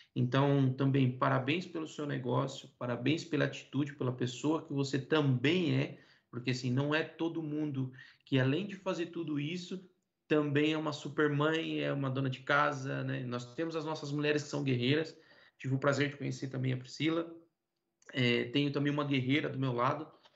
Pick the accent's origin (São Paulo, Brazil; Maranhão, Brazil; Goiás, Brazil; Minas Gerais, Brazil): São Paulo, Brazil; Rio Claro; also born or lived in Iporã, Paraná; Eu sou paranaense, nascido numa cidadezinha pequena no oeste do Paraná, chamada Iporã, mas vivi minha vida toda em Rio Claro